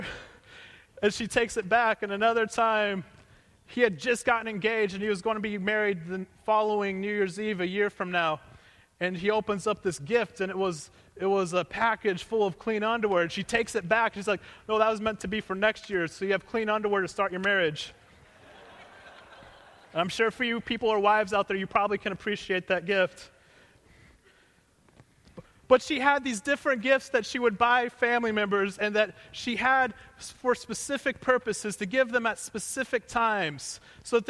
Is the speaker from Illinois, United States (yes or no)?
no; Missouri, United States; Growing up in Missouri, we didn't have extended family that lived around us.